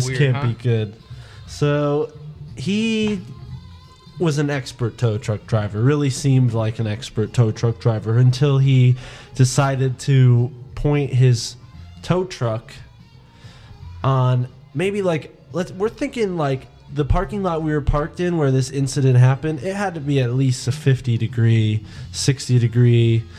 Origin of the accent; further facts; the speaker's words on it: New England, United States; we're from New England